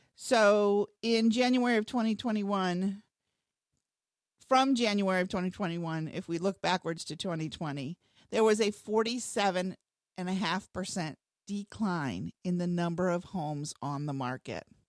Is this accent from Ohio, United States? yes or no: yes; Northwest Ohio, United States; moved away as an adult; now in Cincinnati, United States; I grew up in Northwest Ohio